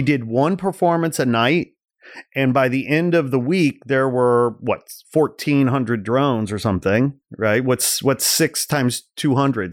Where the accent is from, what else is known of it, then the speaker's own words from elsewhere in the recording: outside Chicago, Illinois, United States; growing up outside Chicago